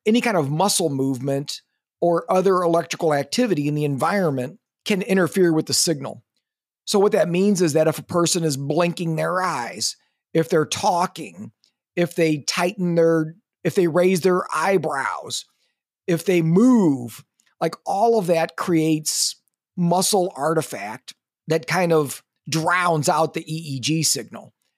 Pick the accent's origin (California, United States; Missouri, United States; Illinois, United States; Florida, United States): Missouri, United States; now in Eugene, United States; I'm from Missouri, you know, the show me state